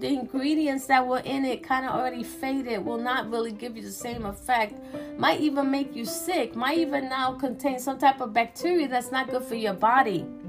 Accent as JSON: {"language": "English", "region": "New York", "country": "United States", "tie": "born or raised there", "said": "I'm from New York"}